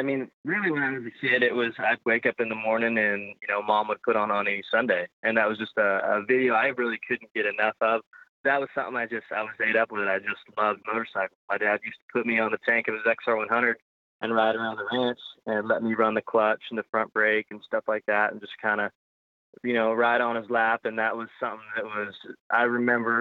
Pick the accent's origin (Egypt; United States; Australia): United States; Modesto, California; Born and raised in Modesto, California